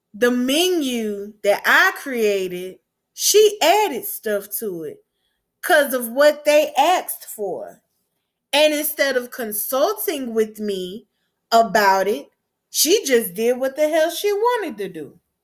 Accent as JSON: {"language": "English", "region": "Gulf Coast", "country": "United States", "said": "I'm from the Gulf Coast"}